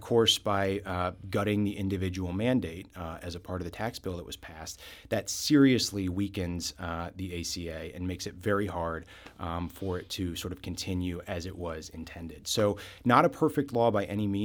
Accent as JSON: {"language": "English", "region": "Southwest Missouri", "country": "United States", "tie": "born or raised there", "said": "I am a lifelong Missourian. I was born and raised down in Southwest Missouri."}